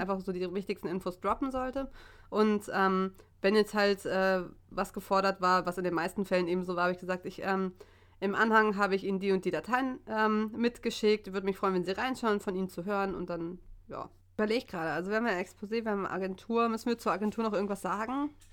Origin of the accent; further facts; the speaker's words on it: Hamburg, Germany; ich komme aus Hamburg